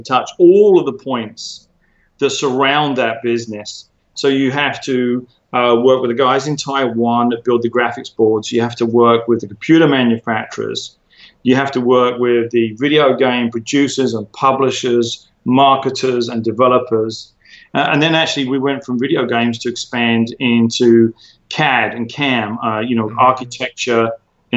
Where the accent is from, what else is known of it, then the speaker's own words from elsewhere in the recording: United Kingdom; moved away as an adult; also born or lived in Silicon Valley / Hollywood; now in Los Angeles, United States; as you can hear, I'm a British guy. I moved to America in 2005